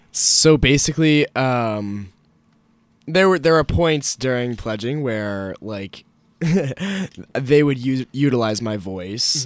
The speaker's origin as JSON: {"language": "English", "town": "Alexandria", "region": "Virginia", "country": "United States", "said": "I'm from Alexandria, Virginia"}